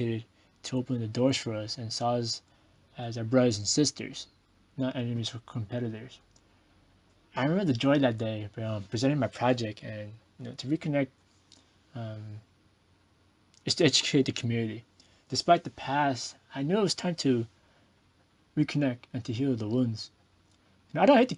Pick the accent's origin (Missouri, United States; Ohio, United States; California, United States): California, United States; San Jose; I was born and raised in East San Jose, which has the biggest Vietnamese population